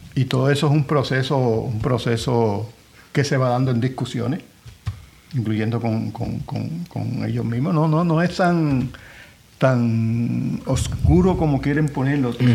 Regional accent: Puerto Rico; Yo soy nacionalista, yo soy puertorriqueño. Esta es mi nación

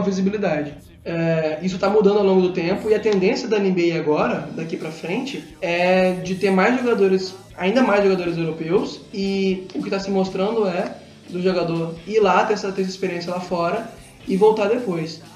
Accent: Brazil; A gente é brasileiro

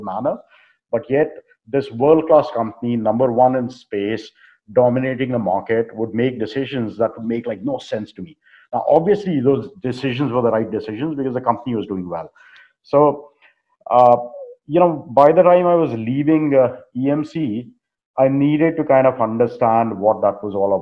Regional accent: India; moved away as an adult; also born or lived in North Carolina; now in United States; growing up in India back during those times.

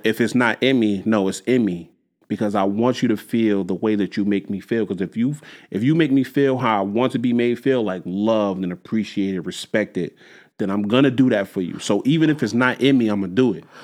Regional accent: Jersey City, New Jersey, United States; I grew up in Jersey City. I grew up on Union Street in Jersey City

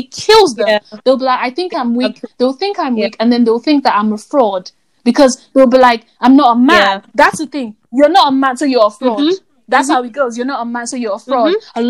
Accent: Nigeria; especially as an African man, as a Nigerian man, you have to have certain things, you have to do certain things, you have to know how to do certain things.

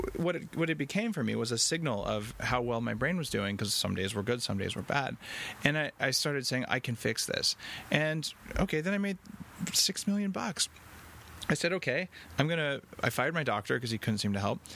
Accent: Albuquerque, New Mexico, United States; now in Canada; I grew up in Albuquerque, New Mexico

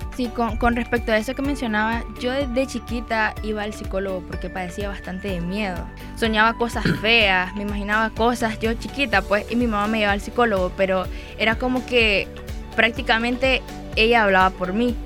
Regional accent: Nicaragua; also born or lived in Managua; yo no soy de Managua.

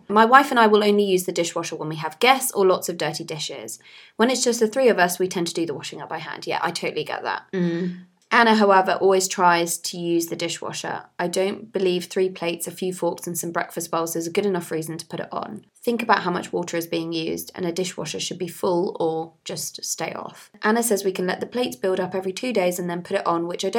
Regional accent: Nigeria; now in London, United Kingdom; In my day, growing up in Nigeria, we washed everything by hand. We didn't rely on machines because we didn't have them. And when I moved to London, I lived in a shared house without a dishwasher

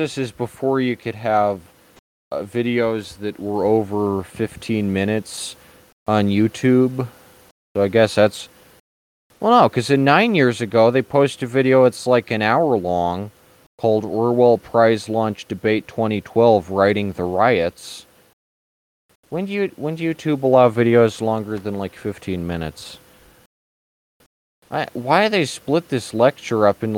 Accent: United States; I'm an American

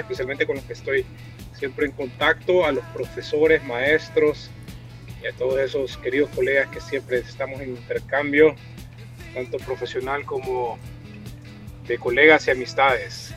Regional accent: El Salvador; now in Munich, Germany; yo siendo salvadoreño

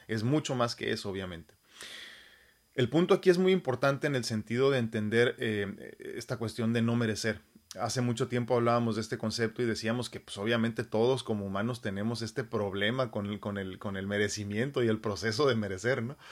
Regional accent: Mexico; mi cerebro de humano mexicano

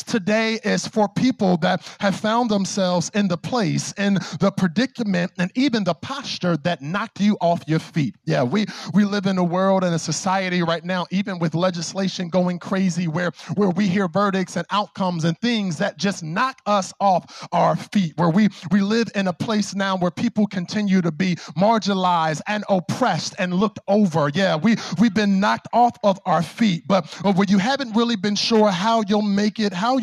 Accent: Philadelphia, Pennsylvania, United States; growing up in Philly

